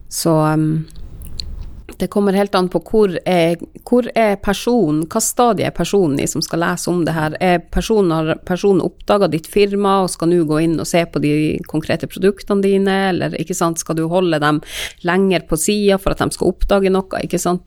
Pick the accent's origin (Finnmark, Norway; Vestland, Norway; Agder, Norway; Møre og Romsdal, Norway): Finnmark, Norway; Karasjok; jeg er fra Karasjok